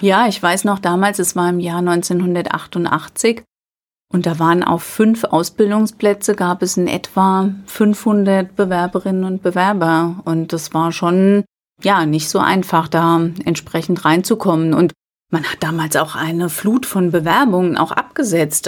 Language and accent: German; Alzey, Rhineland-Palatinate, Germany; Ich bin im Vorort von Alzey aufgewachsen, in Albeck, kleiner Ort, drei Kilometer von Alzey entfernt. Und lebe heute noch in Alzey.